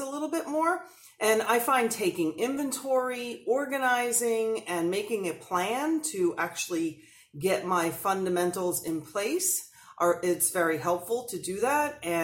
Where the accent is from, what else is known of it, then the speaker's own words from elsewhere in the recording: New Jersey, United States; I'm an Italian from New Jersey